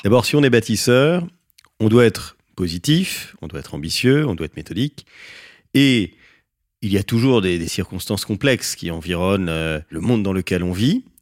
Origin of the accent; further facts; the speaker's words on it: France; on est français